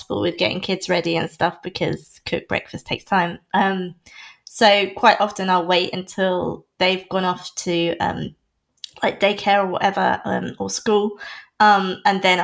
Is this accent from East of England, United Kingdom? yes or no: yes; North Norfolk, East of England, United Kingdom; moved away as an adult; also born or lived in London; I was born in London, and then when I was three, my parents decided, as a lot of people do, that it wasn't, for whatever reason, the best place to start a family. So my parents and I moved to North Norfolk, the North Norfolk coast, where I spent the rest of my childhood until I was 18